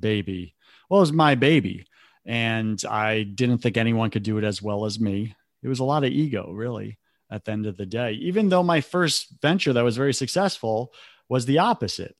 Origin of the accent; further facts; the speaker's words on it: New York, United States; I grew up in New York